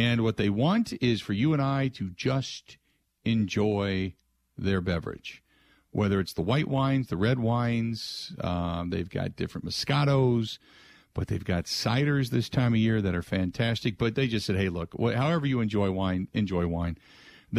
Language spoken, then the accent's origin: English; Cincinnati, Ohio, United States; I grew up in Southern Ohio, in Cincinnati, which you are right on the border of Kentucky